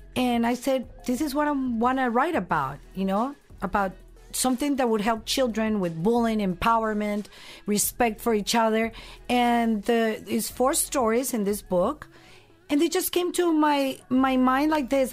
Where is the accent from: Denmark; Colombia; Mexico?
Colombia; moved away; also born or lived in San Diego; this Colombian girl